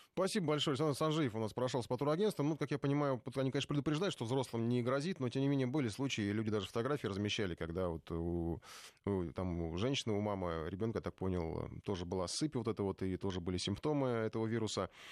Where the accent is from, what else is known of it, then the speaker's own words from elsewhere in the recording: Ukraine; now in Moscow, Russia; я сам с Украины, за рубежом на русском языке говорю, живу в Москве